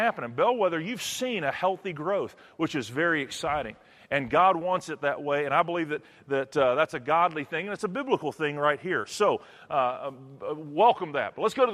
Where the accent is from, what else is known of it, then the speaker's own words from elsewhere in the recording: Texas, United States; Where I'm from Texas